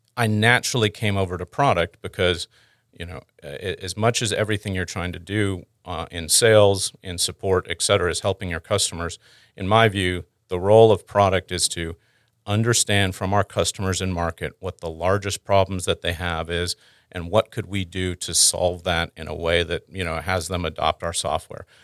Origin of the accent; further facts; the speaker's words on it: Houston, Texas, United States; also born or lived in Canada / Dallas Fort Worth; I'm originally Canadian, um, born there. Um, then, through a couple different stops of having a father in the oil and gas industry, I wound up in Houston. Uh, I've spent most of my growing up time in Houston